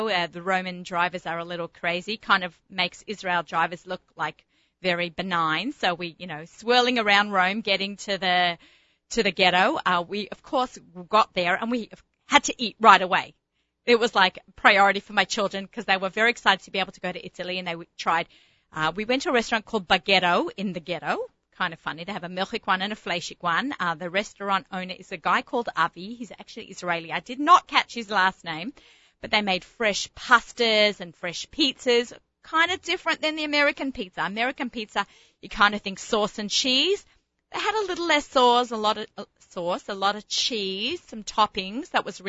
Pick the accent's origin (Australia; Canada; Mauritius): Australia; being the Aussie gourmet and personal chef and foodie, food lover, food shopper, food everything.